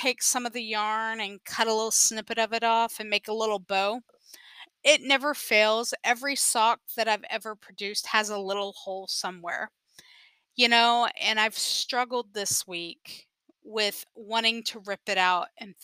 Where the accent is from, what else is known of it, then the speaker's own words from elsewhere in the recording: San Antonio, Texas, United States; I'm from San Antonio, Texas